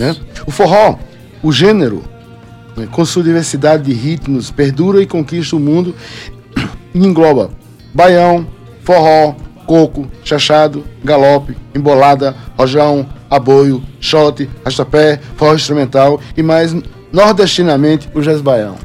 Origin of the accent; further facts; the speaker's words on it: Northeast Region, Brazil; moved away; also born or lived in Paraíba; eu sou, sou nordestino